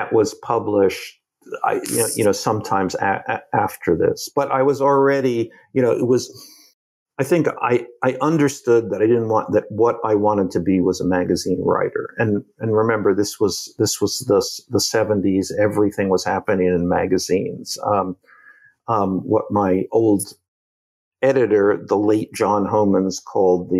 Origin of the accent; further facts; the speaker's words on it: New Jersey, United States; moved away; I grew up in New Jersey